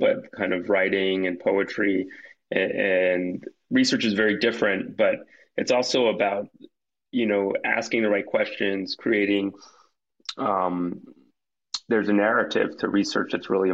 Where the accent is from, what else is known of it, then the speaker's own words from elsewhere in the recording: New York, United States; moved away as an adult; also born or lived in Boston / Seattle; I'm from New York originally